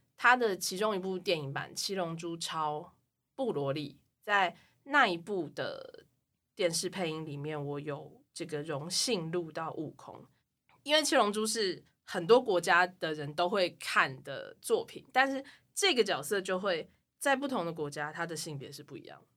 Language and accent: Chinese; Taiwan; 我们台湾人